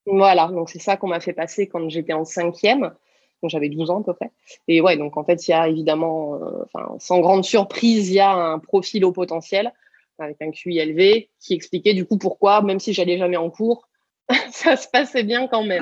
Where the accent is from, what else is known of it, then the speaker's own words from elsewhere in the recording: small village in the Pyrenees, south-west France, France; also born or lived in Toulouse; je suis du sud-ouest de la France et quand j'ai eu du coup 17 ans, je suis venue faire mes études à Toulouse. Et je venais d'un petit village des Pyrénées de 120 euh, habitants